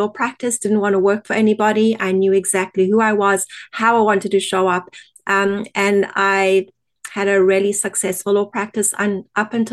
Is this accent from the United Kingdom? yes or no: no; South Africa; accent: South African; moved away as an adult; now in Canada; My accent is originally from South Africa, and we emigrated to Canada in 2001